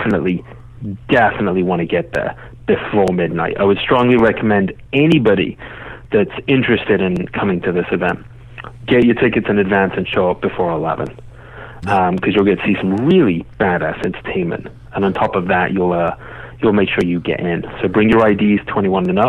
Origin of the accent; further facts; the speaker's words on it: England, United Kingdom; now in United States; I grew up in England